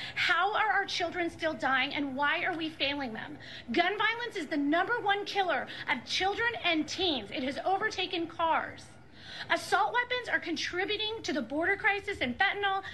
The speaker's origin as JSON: {"language": "English", "town": "Highland Park", "region": "Illinois", "country": "United States", "said": "I'm from Highland Park"}